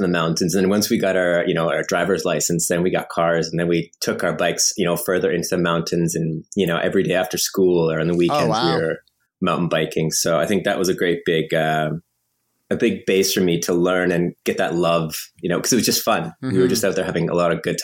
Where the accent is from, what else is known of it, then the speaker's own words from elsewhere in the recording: High River, Alberta, Canada; now in Montreal, Canada; I grew up out west in Alberta, just outside of Calgary in the foothills